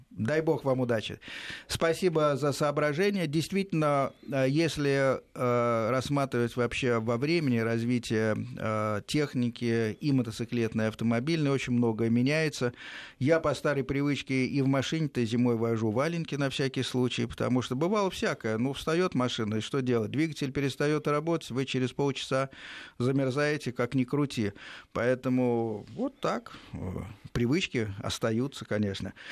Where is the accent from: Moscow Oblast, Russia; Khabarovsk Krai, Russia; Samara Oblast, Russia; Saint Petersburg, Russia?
Moscow Oblast, Russia; Domodedovo; Так, я с Домодедова.